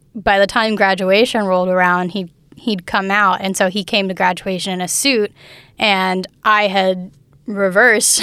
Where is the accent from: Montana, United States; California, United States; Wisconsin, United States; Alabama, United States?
Alabama, United States; Fairhope; also born or lived in Mobile, Alabama / Daphne, Alabama; I grew up in Fairhope, but I was born in Mobile